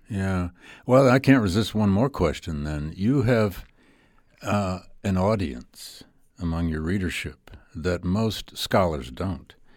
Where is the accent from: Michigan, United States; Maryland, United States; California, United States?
Michigan, United States; Flint; I grew up in working class automobile town of Flint, Michigan.